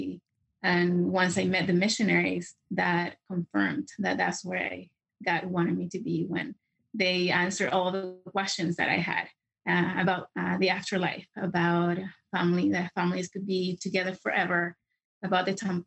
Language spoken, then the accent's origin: English; Santiago, Santiago Metropolitan Region, Chile; English is a second language; moved away; I am originally from Santiago, Chile, and I became a member of the church when I was 14